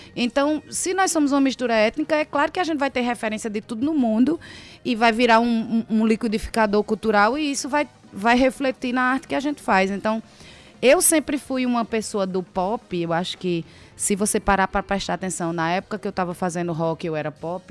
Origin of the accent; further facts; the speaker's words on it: Paraíba, Brazil; also born or lived in Pará; eu nasci no Pará, me criei na Paraíba, já morei em diversas cidades